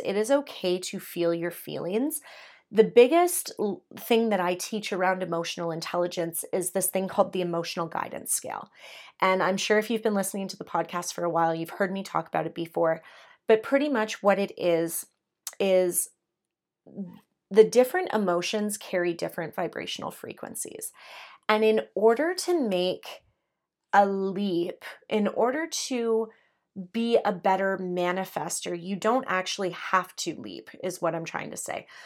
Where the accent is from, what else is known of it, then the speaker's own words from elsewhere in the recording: Canada; I'm Canadian